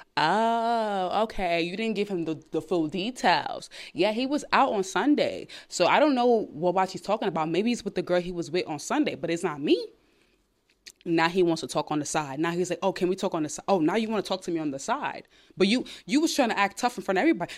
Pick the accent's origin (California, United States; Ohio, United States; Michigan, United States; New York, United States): New York, United States; New York City; I'm from Brooklyn, New York.